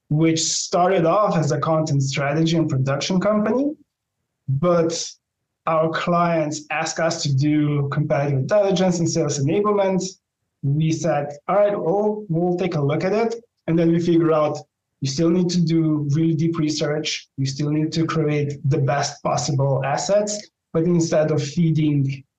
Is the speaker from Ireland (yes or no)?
no; Slovenia; I'm from Europe, so in small town and small country from Slovenia.